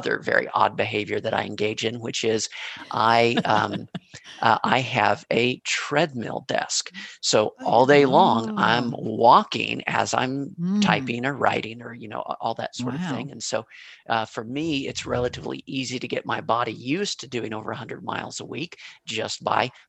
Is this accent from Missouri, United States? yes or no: yes; Kansas City, Missouri, United States; I was born in Kansas City, Missouri